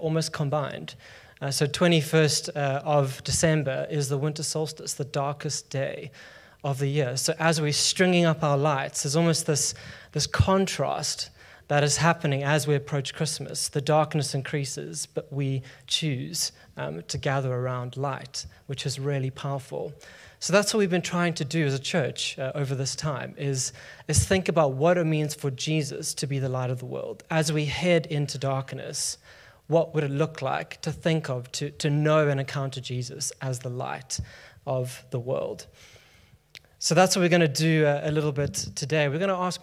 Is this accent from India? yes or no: no; South Africa; now in London, United Kingdom; I'm from South Africa